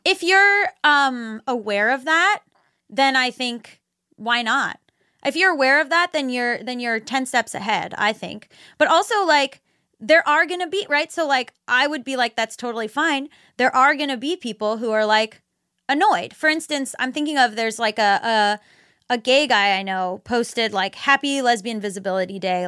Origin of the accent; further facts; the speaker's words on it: Florida, United States; I'm from Florida